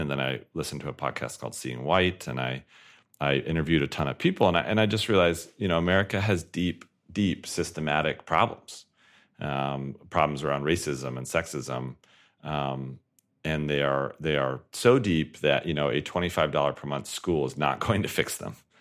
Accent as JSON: {"language": "English", "town": "Colorado Springs", "region": "Colorado", "country": "United States", "tie": "born or raised there"}